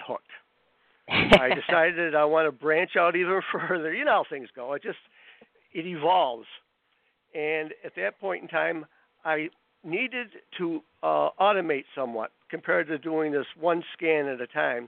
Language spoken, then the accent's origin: English; Fulton, New York, United States; I was born here in Fulton, New York, and I've been here my whole life.